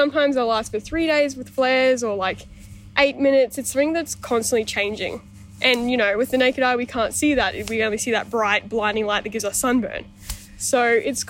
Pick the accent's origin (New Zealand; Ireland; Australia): Australia; Toowoomba, Queensland; moved away as an adult; from Toowoomba, so not too far out of here